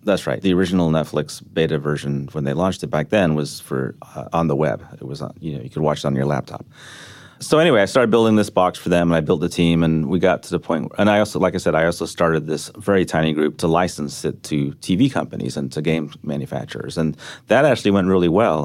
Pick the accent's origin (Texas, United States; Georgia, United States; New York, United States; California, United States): Texas, United States; also born or lived in The Hague, Netherlands; I grew up in Texas